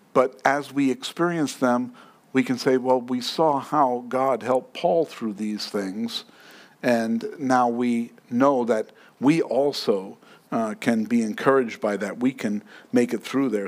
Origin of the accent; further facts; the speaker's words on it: New York City, New York, United States; Now, I grew up in New York. And I took the subway at 4 o'clock in the morning at 14 years old.